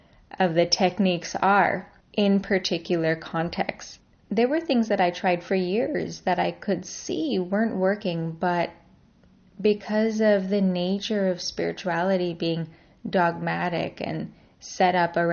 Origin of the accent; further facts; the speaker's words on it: Canada; born there; I'm a Canadian-born Indian, Iranian, Australian yogini.